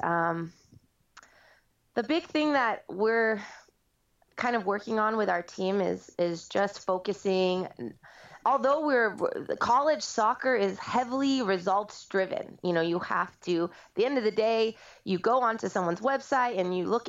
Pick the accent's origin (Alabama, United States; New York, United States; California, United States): California, United States; moved away as an adult; also born or lived in Nashville, Tennessee; I moved out here from Nashville most recently, but I am a California native, so it's been great to be back here